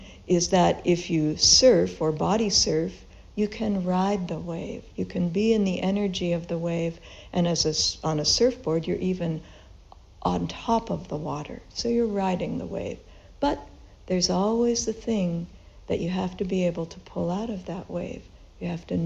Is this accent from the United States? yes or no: yes; Los Angeles, California, United States; moved away; I grew up in Southern California in Los Angeles, and we went to the beach quite often on the weekends